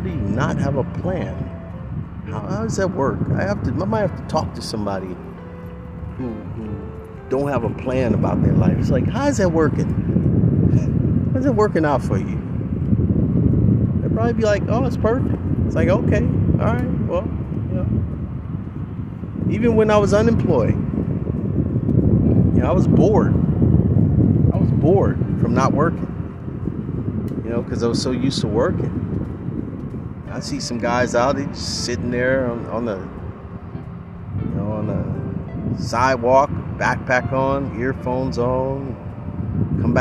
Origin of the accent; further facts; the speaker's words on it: Oakland, California, United States; a kid growing up in Oakland